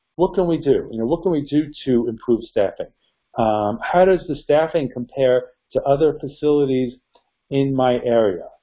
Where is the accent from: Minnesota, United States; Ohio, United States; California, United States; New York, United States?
New York, United States; my home state, New York